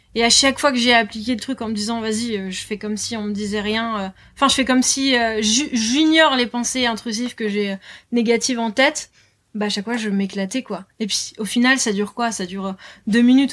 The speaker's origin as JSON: {"language": "French", "town": "Lille", "region": "Hauts-de-France", "country": "France", "tie": "born or raised there", "moved": "as an adult", "lives_now": "Biarritz, France", "said": "je suis originaire de Lille, du nord de la France."}